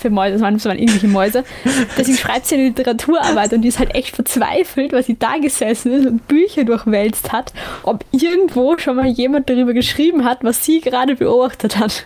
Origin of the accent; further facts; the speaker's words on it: Lower Austria, Austria; ich bin ja situationselastisch, was mein Heimatbundesland ja. angeht, aber man kann nicht sagen, dass das wirklich Niederösterreich ist, wenn ich 15 Minuten ja. zu Fuß gehe. Aber es ist Niederösterreich, also darüber diskutieren wir nicht. Ich bin mhm. Niederösterreicherin.